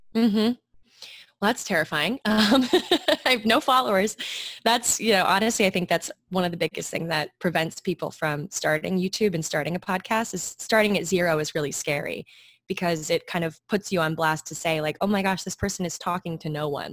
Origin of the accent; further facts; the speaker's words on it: Maryland, United States; moved away as an adult; now in New York, United States; I grew up in Maryland.